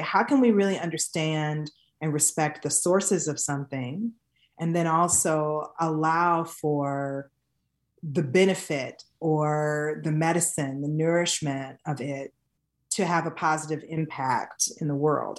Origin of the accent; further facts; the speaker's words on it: Detroit, Michigan, United States; growing up in Detroit in the nineteen eighties